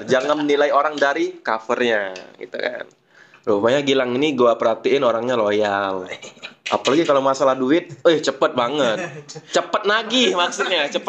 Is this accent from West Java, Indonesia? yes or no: no; Palembang, South Sumatra, Indonesia; gua ini besar di daerah Palembang di daerah Perumnas